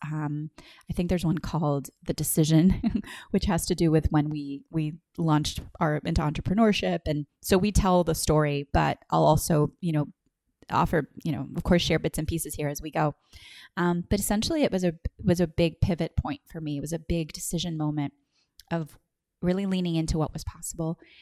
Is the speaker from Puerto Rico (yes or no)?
yes; Puerto Rico; moved away as an adult; also born or lived in Los Angeles; I was born in Puerto Rico, um, in nineteen eighty